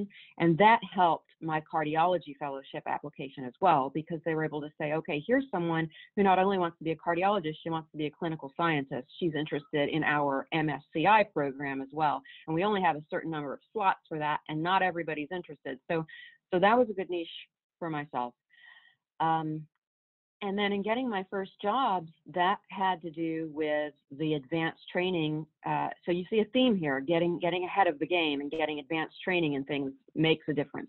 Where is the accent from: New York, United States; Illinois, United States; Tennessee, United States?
Tennessee, United States; Waverly; I grew up in Waverly, Tennessee